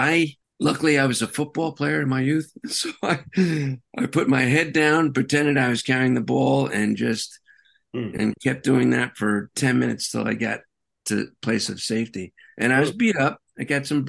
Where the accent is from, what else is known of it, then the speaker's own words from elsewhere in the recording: New York City, New York, United States; I'm a New Yorker